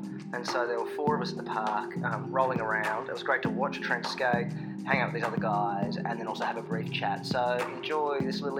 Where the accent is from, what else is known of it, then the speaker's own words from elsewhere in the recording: Hobart, Tasmania, Australia; Hobart skating spots. That was just really great to see my hometown suddenly pop up